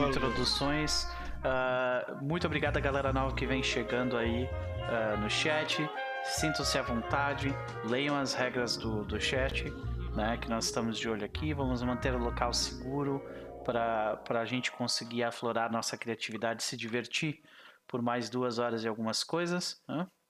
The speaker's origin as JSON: {"language": "Portuguese", "country": "Brazil", "said": "brasileiros que somos"}